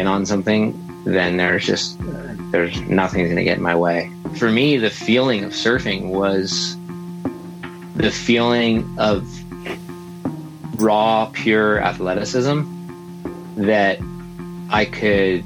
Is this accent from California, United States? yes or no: yes; Laguna Beach, California, United States; I grew up in Laguna Beach